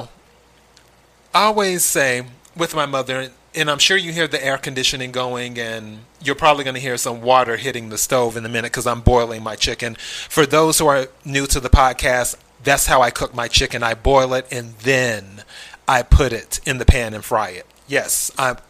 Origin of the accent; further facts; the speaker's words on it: South Carolina, United States; moved away; I'm originally from the South, South Carolina, to be exact.